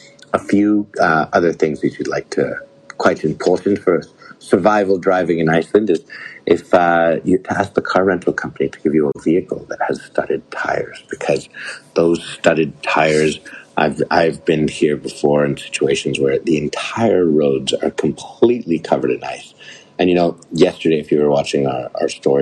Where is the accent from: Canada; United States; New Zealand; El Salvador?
Canada; as a Canadian, my parents always told me